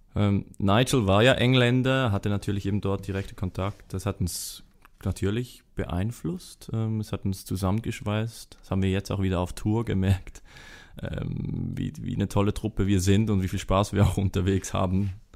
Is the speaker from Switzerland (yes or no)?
yes; Switzerland; wir als Schweizer, wo immer so aus dieser Hoch Hochburg der Heimat kommen